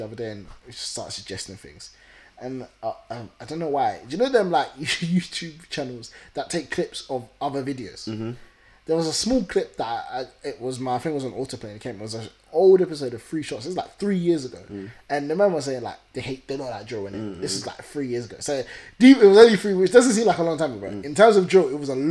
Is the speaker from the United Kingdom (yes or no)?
yes; London, United Kingdom; We are from Southeast